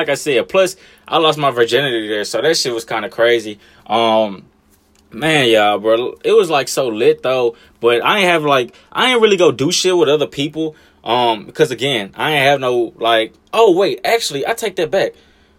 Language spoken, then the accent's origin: English; Los Angeles, California, United States; now in Memphis, United States; Like, Memphis, I've been here fucking most of my life, and I ain't even from here. I'm from Cali, goddammit. L.A. and shit.